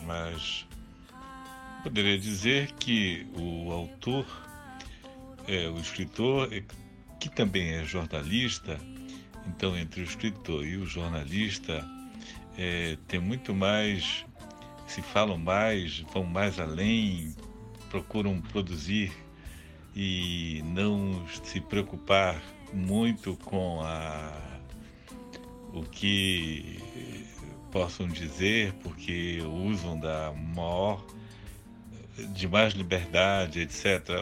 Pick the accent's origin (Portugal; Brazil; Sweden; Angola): Brazil; Vila do Carmo do Tocantins, Pará; na Vila do Carmo Cametaense, onde eu nasci